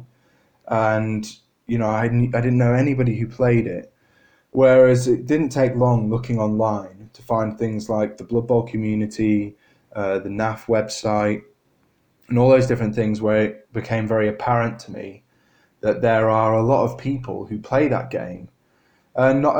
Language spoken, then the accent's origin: English; Harrogate, Yorkshire and the Humber, United Kingdom; moved away as an adult; also born or lived in Birmingham; when I moved away from my hometown over in Harrogate, I moved down to Birmingham for Warwick University